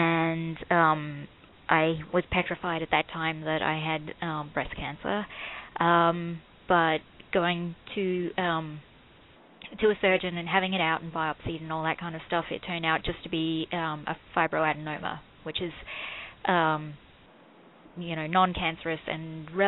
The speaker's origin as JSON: {"language": "English", "country": "Australia", "tie": "born or raised there", "said": "No, I don't have family here. I was born and raised in Australia."}